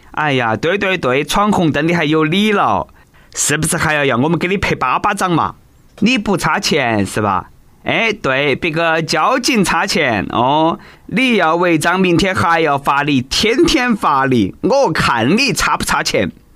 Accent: China; 其实老外啦真的是不如我们中国人耐热。

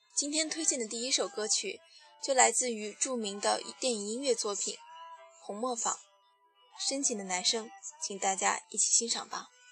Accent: Shanxi, China; 我是山西人

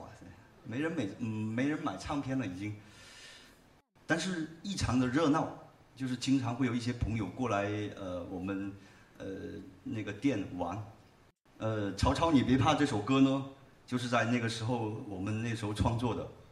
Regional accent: Haifeng, Guangdong, China; accent: Haifeng dialect; 我们老家那边农村打群架的一个故事。 呃，用海风话演唱

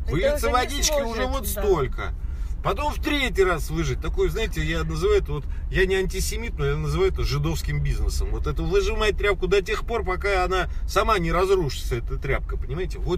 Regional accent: Moscow, Russia; я вот родился и вырос в Москве, я знаю Москву.

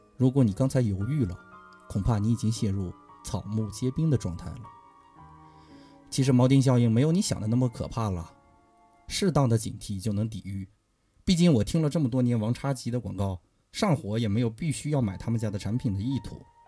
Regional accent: Inner Mongolia, China; 我的故乡是内蒙古

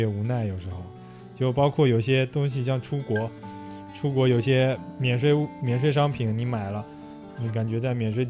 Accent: China; 但是因为我们中国人口基数多嘛，是吧？

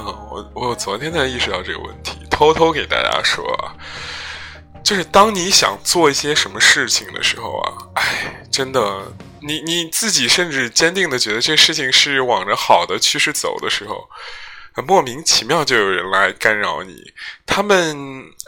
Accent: Henan, China; 我们河南人，可能的味觉，记忆很简单，就是咸

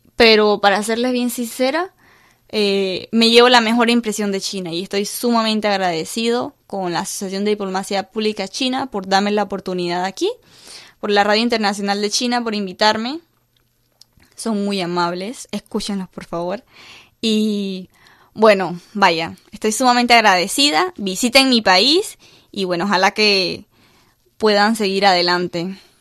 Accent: Panama; mi cultura panameña

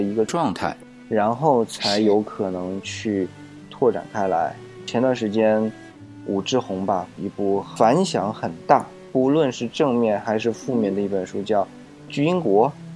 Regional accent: China; 我们中国人，特别是中国人啊，是特别惧怕死亡

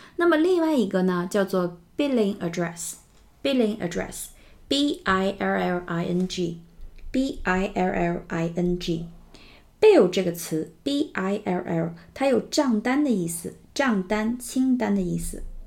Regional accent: China; 我们中国人的名字呢都没有 middle name 这个说法

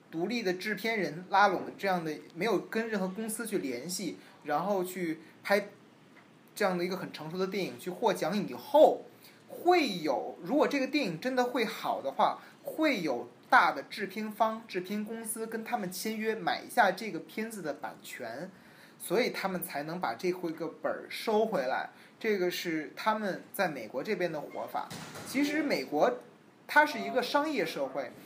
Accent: China; moved away as an adult; now in Los Angeles, United States; 我提到说我是中国人

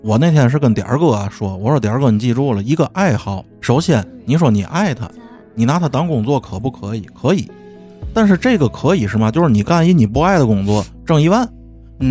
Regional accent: Tianjin, China; 咱天津人

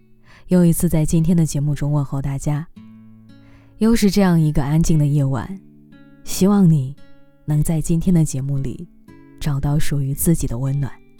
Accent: a small coastal city in Northeast China, China; moved away; 我出生在东北的一座海边小城，

